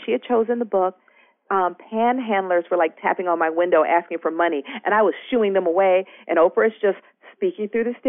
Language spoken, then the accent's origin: English; Georgia, United States; now in Brooklyn, United States; I live in Brooklyn, and I tell people I'm from Georgia